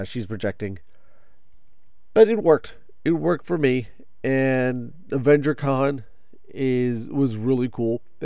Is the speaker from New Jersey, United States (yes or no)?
yes; New Jersey, United States; I am a New Jersey guy. I'm a New Jersey guy. I live in New Jersey. I was born in New Jersey